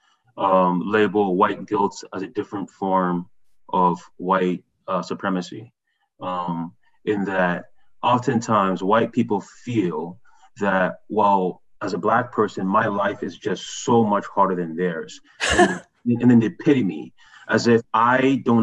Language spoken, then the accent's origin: English; Ghana; also born or lived in Montreal, Canada; now in Canada; And we're from Ghana.